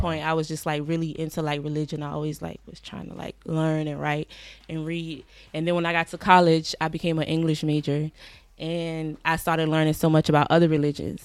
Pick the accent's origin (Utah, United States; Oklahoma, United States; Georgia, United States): Georgia, United States; Savannah; moved away as an adult; also born or lived in Atlanta, Georgia; now in New York, United States; I'm from Savannah, Georgia.